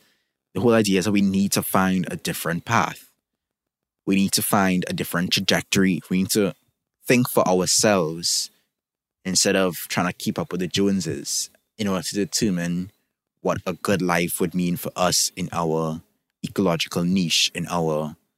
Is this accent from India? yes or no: no; Trinidad & Tobago; I can look at my own country. I'm from Trinidad and Tobago, for those who don't know